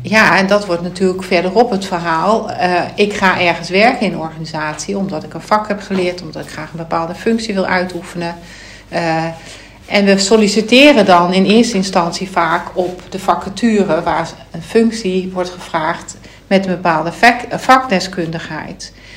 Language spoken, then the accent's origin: Dutch; Limburg, Netherlands; ik ben geboren in Limburg, daar heeft mijn wieg gestaan